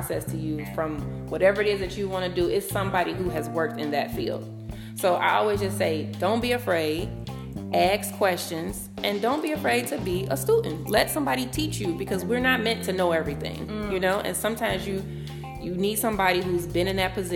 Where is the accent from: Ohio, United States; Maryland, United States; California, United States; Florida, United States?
Ohio, United States; Cincinnati; now in Atlanta, United States; I'm from Cincinnati, Ohio